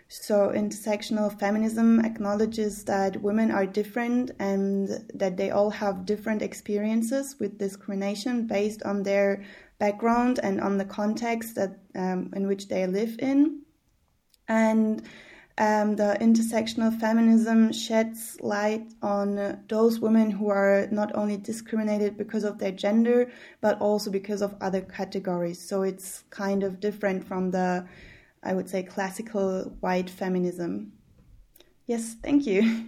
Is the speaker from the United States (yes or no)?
no; Germany; I was born and raised in Germany, but my father is from Egypt and my mother is from um, from Germany